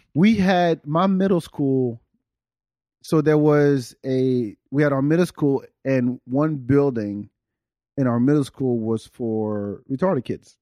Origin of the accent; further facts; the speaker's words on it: France; moved away; I grew up in France.